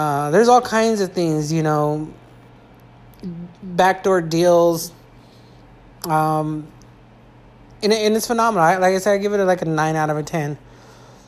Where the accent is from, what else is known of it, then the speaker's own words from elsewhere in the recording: California, United States; I'm from California.